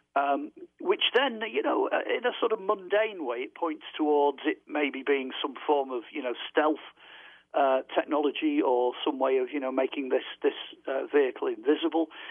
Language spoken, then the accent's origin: English; United Kingdom; over here we're terribly British